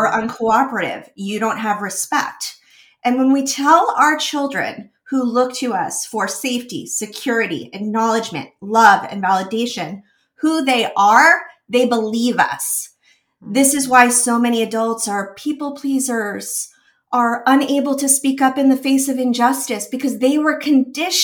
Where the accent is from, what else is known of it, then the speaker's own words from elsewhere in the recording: New York, United States; I was a very serious dancer growing up in New York